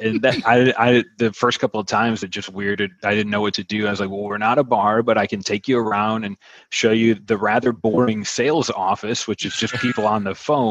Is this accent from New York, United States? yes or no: yes; Buffalo, New York, United States; moved away as an adult; now in Wilmington, United States; I'm from Buffalo